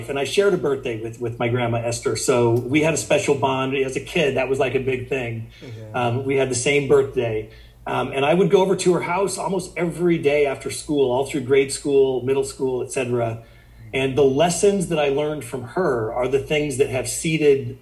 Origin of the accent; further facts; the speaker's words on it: Sand Hills area of Nebraska, United States; I grew up in the Sand Hills area of Nebraska.